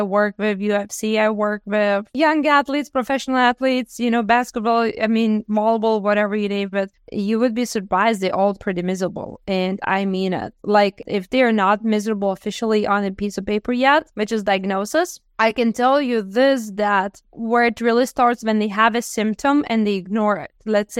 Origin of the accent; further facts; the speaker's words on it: Lithuania; now in United States; Because I came from Lithuania and I came in the best country in the world with the best medical care